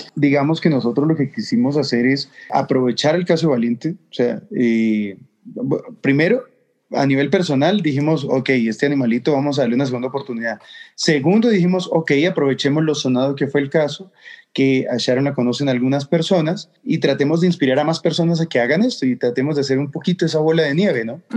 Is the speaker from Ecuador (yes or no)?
yes; Ecuador